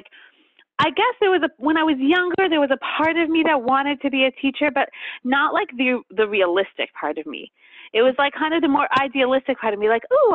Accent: Montreal, Quebec, Canada; also born or lived in tri-state area (New York area), United States; now in United States; we live in the tri-state area, but I'm actually from Montreal. That's why I say Montreal

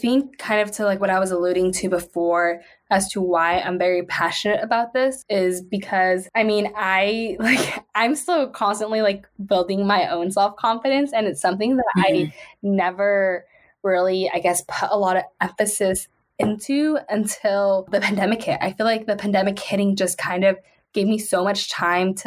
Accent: San Jose, California, United States; I was born and raised in San Jose, still reside here

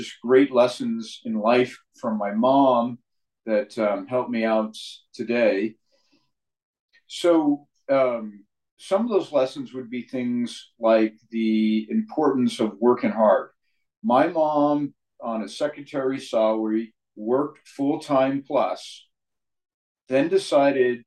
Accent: San Mateo, California, United States; I grew up in San Mateo, California.

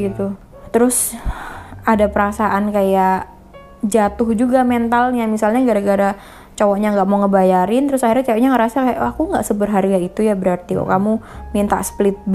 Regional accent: Indonesia; karena kan mau, mau gimana kita dari kecil diajarkannya di Indonesia ini ya nggak kayak gitu kan

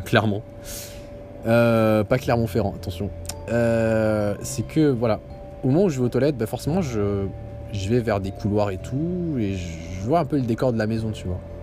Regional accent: Algeria; now in Canada; je suis algérien

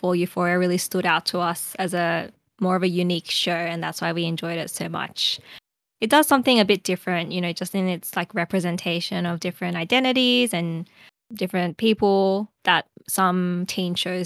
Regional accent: Australia; as an Australian.

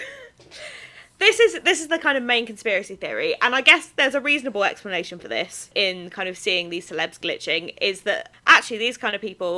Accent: United Kingdom; I am British

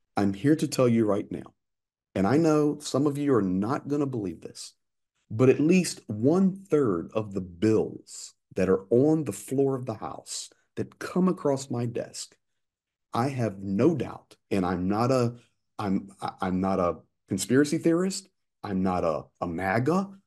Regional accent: United States; moved away as an adult; now in Ukraine

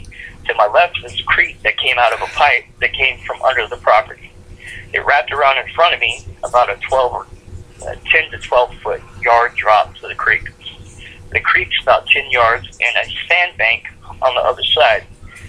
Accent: New York, United States; I'm not scared of much, especially growing up in New York.

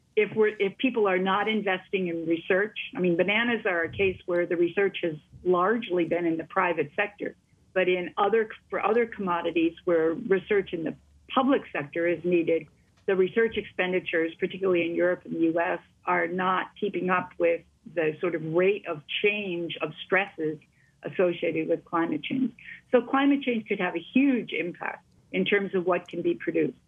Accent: Wisconsin, United States; I come from Wisconsin.

